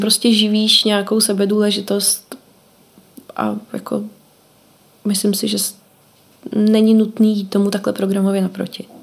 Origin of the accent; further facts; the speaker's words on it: Czechia; moved away as an adult; vrátila jsem se zpátky do Čech